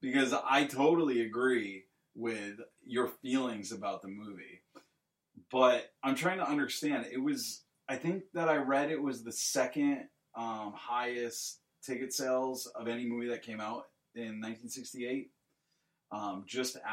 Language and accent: English; United States; I'm an American